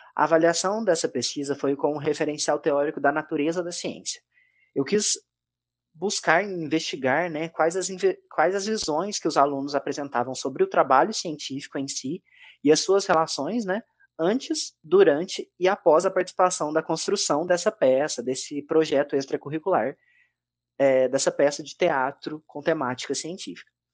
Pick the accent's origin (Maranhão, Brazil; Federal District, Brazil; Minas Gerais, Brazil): Minas Gerais, Brazil; Três Pontas; Eu sou natural de Três Pontas, Minas Gerais